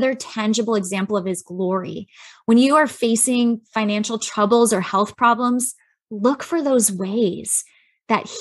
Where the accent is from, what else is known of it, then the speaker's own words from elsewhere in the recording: Chicago, Illinois, United States; I grew up in Chicago.